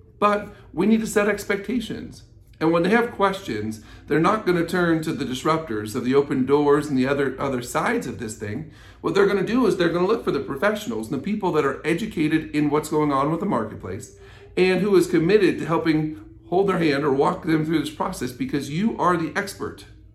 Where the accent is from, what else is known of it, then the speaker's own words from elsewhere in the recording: United States; as American citizens